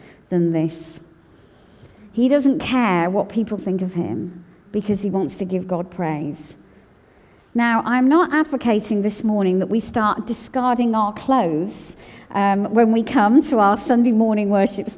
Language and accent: English; United Kingdom; my passport says I'm British